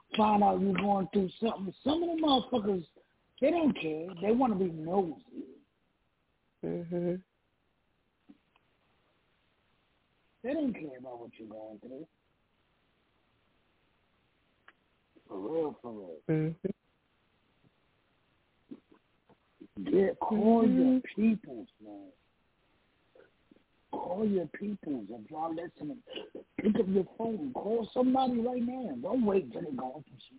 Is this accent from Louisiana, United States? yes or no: no; New York, United States; I'm from New York